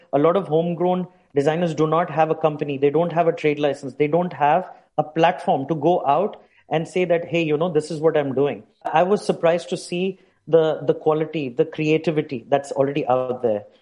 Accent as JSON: {"language": "English", "country": "India", "moved": "as an adult", "lives_now": "Dubai, United Arab Emirates", "said": "I hail from India originally."}